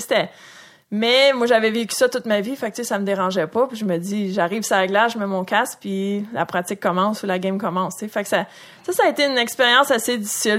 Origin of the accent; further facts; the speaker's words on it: Saint-Jean-sur-Richelieu / Châteauguay, Quebec, Canada; j'ai grandi à Saint-Jean ou à Châteauguay